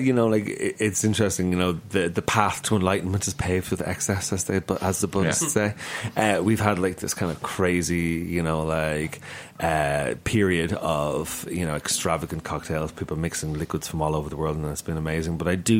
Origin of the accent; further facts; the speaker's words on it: Ireland; I'll have to defer to you, Michael. I'm an Irishman and I've worn many a kilt.